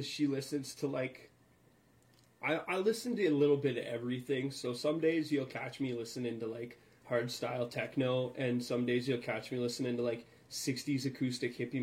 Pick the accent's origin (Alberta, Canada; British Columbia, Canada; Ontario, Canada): Alberta, Canada; I'm from Alberta, so that's Texas to the north.